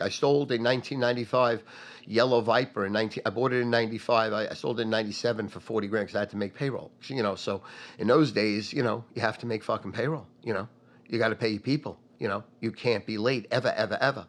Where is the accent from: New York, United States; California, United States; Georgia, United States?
New York, United States; North Massapequa; also born or lived in Brooklyn; I moved from Brooklyn to North Massapequa.